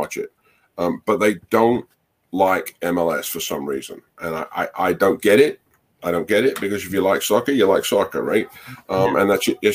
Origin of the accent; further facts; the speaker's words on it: Barnet, London, United Kingdom; now in United States; I grew up in Barnet in North London.